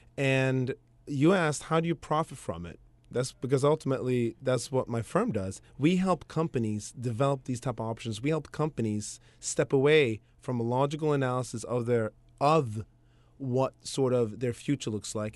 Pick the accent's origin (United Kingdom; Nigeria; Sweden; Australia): Sweden; now in United States; I grew up in Sweden that way, and ultimately came over to the States